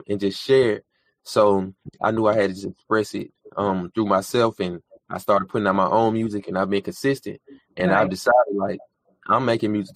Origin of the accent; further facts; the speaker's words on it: Decatur, Georgia, United States; I'm born and raised in Decatur, Georgia